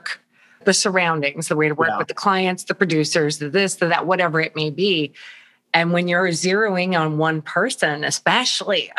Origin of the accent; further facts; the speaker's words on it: Long Island, New York, United States; now in Florida, United States; I'm a Long Island girl, but now live in Florida